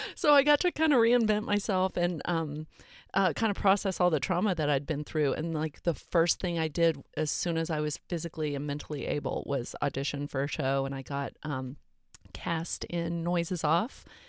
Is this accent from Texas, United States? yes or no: yes; Montgomery, Texas, United States; I grew up in South Texas, north of Houston.